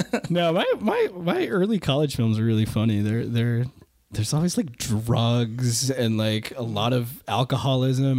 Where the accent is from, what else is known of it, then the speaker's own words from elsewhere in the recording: Waltham, Massachusetts, United States; I grew up in Waltham